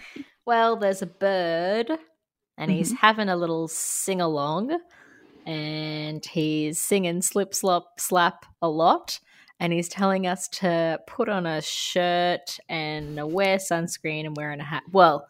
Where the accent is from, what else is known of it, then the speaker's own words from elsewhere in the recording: Sunshine Coast, Queensland, Australia; I grew up on the Sunshine Coast, and I remember some parents still saying things like that to some of their kids.